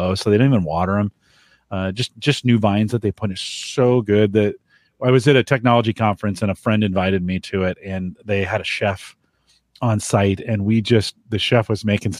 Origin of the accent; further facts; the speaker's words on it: Bay Area, California, United States; I grew up in the Bay Area